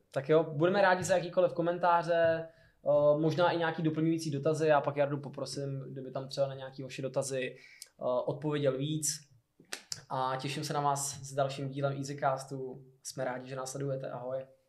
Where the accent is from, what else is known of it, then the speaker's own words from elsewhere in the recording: Hradec Králové, Hradec Králové Region, Czechia; moved away; já jsem náplava z Hradce Králové